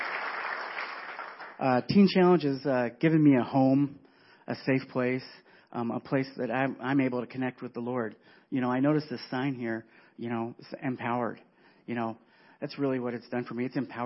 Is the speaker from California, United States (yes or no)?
yes; California, United States; moved away as an adult; now in Wisconsin, United States; I was born and raised in California.